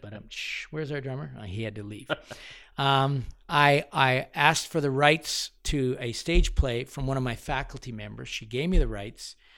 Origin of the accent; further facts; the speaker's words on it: London, Ontario, Canada; moved away as an adult; now in Alberta, Canada; I grew up in London, Ontario